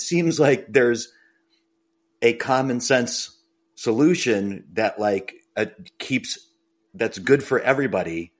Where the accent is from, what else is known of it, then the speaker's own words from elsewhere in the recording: Braintree, Massachusetts, United States; I grew up in Braintree, and I wanted to do high school swimming